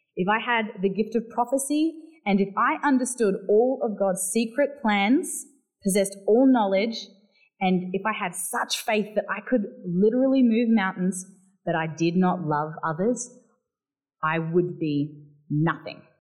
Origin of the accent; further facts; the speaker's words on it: Barossa Valley, South Australia, Australia; accent: South Australian; now in Melbourne, Australia; I grew up in the Barossa Valley where the vineyards are.